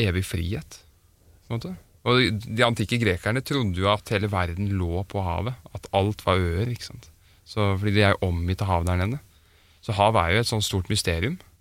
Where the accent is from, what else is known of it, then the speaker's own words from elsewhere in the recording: Oslo, Norway; now in Stavern, Norway; jeg er født i Oslo. Men jeg bor i Stavern